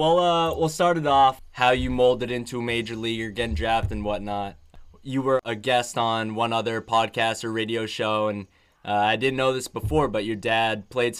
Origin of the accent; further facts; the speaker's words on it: Boston area, Massachusetts, United States; I'm not right from Boston, just Boston area